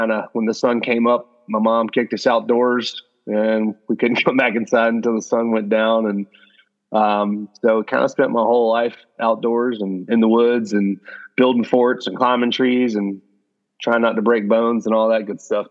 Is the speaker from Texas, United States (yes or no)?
no; South Georgia, United States; I grew up in South Georgia in the middle of nowhere